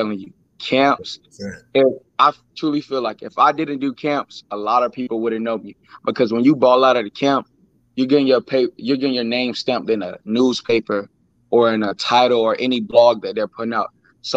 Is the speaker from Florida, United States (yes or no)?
yes; Tallahassee, Florida, United States; now in New Bern, United States; I'm from Tallahassee, Florida. I went to FAMU DRS Elementary School